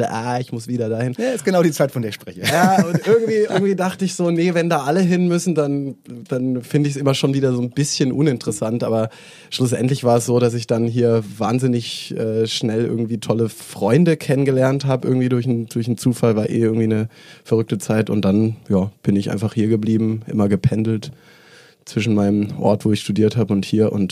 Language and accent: German; Lake Constance, Germany; also born or lived in Mainz / Stuttgart / Mannheim; now in Berlin, Germany; Gebürtig, gebürtig, Süddeutschland, aufgewachsen am Bodensee.